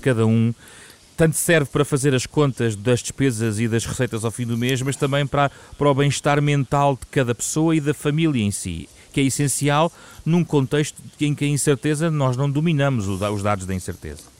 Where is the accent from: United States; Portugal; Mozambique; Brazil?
Portugal